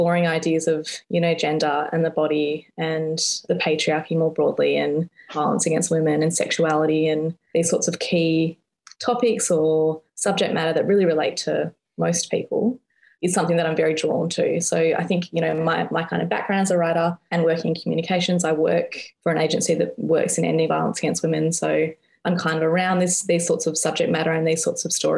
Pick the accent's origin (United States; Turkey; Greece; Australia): Australia; Perth, Western Australia; moved away as an adult; now in Melbourne, Australia; I'm originally from Perth. I moved to Melbourne about 12-ish, 13-ish years ago. So the beach was a big part of my life growing up and is still something that I really miss about Perth